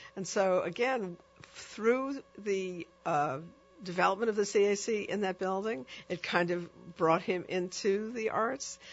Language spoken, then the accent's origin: English; New York, United States; a young um, uh, girl growing up in New York